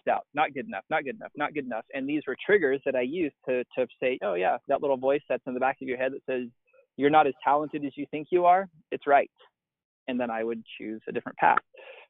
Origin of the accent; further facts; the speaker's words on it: East Texas, United States; grew up just normal dude, like in East Texas, not that big of a deal